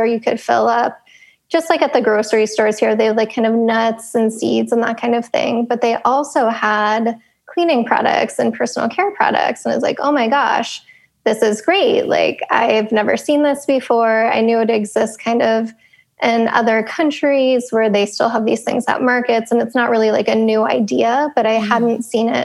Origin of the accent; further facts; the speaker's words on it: Pennsylvania, United States; I grew up in Pennsylvania